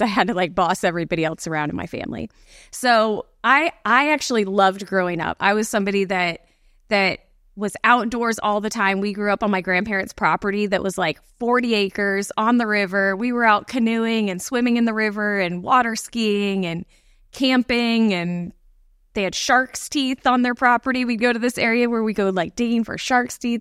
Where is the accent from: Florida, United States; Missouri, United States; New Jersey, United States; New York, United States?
Florida, United States; Bradenton; I grew up in the Bradenton, Sarasota area, which is, like, just south of Tampa